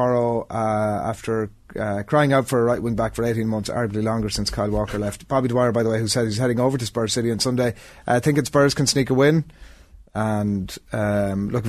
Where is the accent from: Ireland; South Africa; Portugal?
Ireland; Leinster; also born or lived in Wales; I'm from Leinster